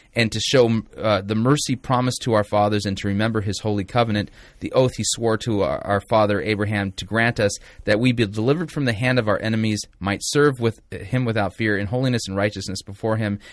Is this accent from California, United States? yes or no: yes; Torrance, California, United States; Torrance, California. I was born in Torrance